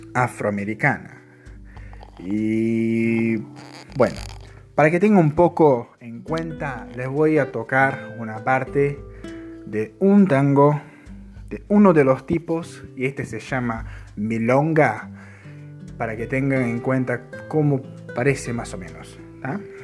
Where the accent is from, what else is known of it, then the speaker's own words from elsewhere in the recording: Uruguay; la cultura uruguaya, un poco de nuestra música, de nuestro idioma